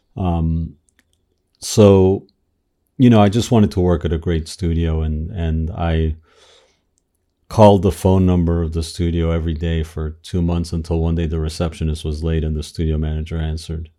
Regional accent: Miami, Florida, United States; also born or lived in Argentina; I grew up in Miami. I was born in, in Argentina, uh, moved to Miami when I was a kid

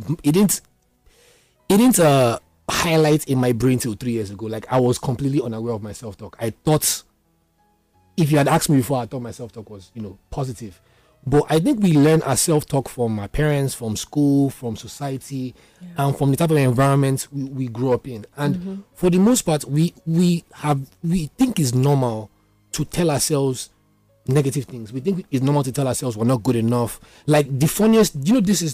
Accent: Isoko, Delta, Nigeria; I'm not even Igbo. I'm from Isoko Delta State

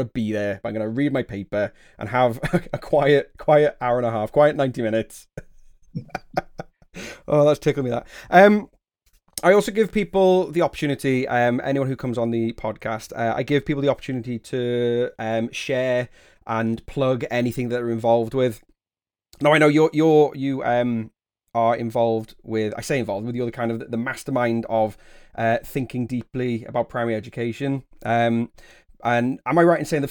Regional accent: the Wirral, North West England, United Kingdom; I grew up on the Wirral, and Tranmere would be my proper local team

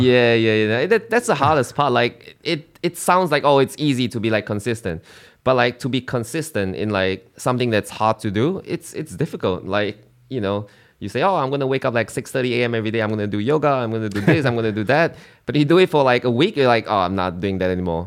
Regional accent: Singapore; moved away as an adult; now in Australia; I'm from Singapore.

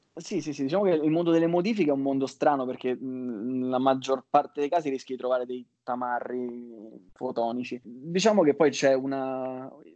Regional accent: Rome, Lazio, Italy; io sono di Roma

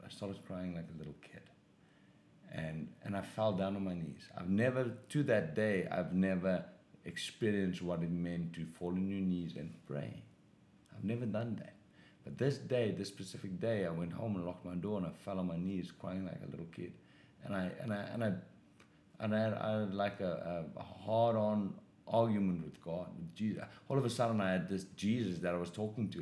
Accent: South Africa; moved away as an adult; now in Los Angeles, United States; I grew up in South Africa.

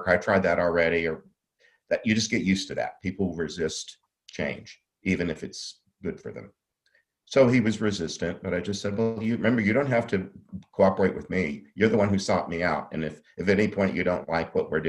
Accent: the Catholic South, United States; I grew up in the Catholic South.

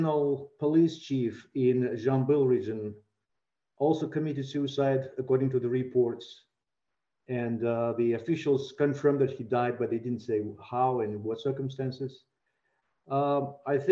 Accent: Kazakhstan; now in Prague, Czech Republic; my country, Kazakhstan

